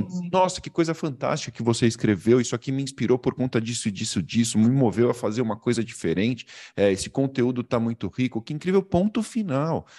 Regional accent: Brazil; accent: Brazilian; eu falo como brasileiro

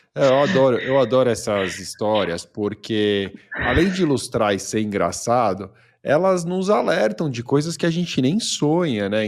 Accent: Brazil; accent: Brazilian; eu me preocupava muito com o meu sotaque, né, de brasileiro

